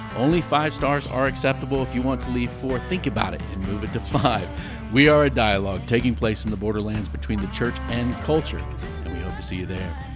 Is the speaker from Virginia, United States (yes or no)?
yes; Virginia Beach, Virginia, United States; I grew up over in Virginia Beach, Tidewater area